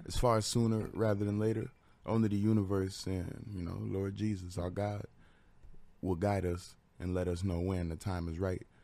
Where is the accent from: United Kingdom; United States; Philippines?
United States; Bridgeport, Connecticut; moved away as an adult; now in Waterbury, United States; I was born in Bridgeport, Bridgeport Hospital